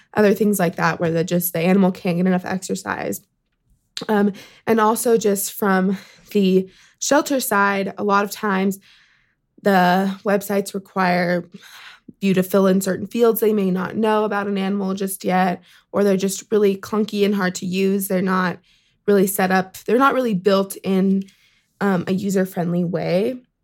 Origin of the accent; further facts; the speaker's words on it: Sacramento, California, United States; moved away; I'm from Sacramento, California